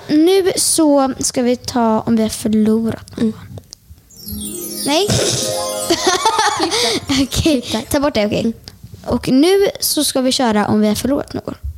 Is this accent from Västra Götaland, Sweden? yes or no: yes; Björkö, Västra Götaland, Sweden; jag kommer från Björka. Och liksom, eh, ni vet Öckerö kommun